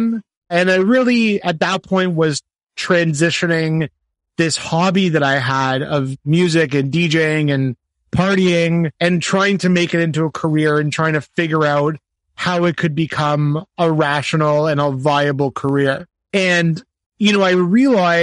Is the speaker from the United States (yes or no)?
no; Canada; I'm also a Canadian events professional